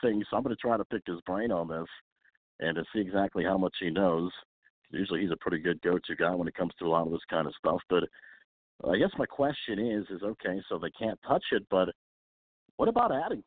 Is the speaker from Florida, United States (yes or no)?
no; Pennsylvania, United States; my home state of Pennsylvania